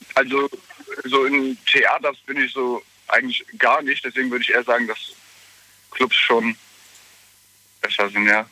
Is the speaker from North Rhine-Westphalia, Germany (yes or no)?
no; Waldbreitbach, Rhineland-Palatinate, Germany; ich komme aus Waldbreitbach.